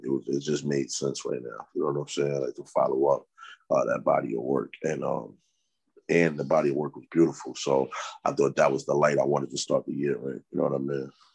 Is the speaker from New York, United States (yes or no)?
yes; New York City, New York, United States; I'm from Harlem